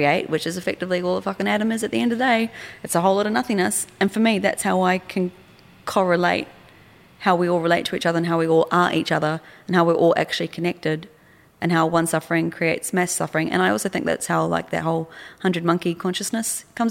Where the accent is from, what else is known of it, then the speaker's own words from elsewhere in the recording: New Zealand; also born or lived in Australia; I'm from New Zealand